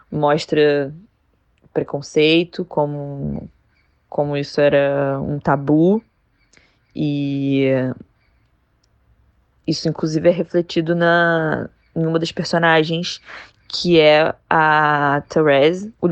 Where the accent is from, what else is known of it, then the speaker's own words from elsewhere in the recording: Rio de Janeiro, Brazil; eu sou do Rio